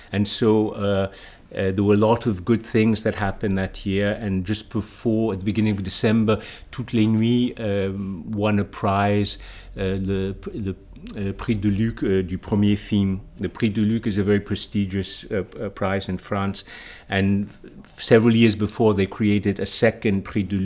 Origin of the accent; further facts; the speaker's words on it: United States; moved away; I was born in Barbaria